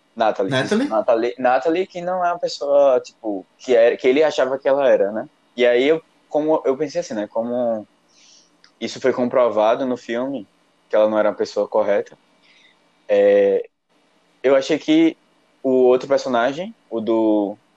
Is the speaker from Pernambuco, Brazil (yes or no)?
yes; Recife, Pernambuco, Brazil